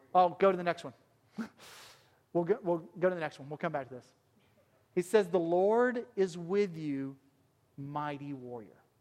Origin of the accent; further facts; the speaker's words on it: Alabama, United States; accent: southern; moved away; I was born and raised in Alabama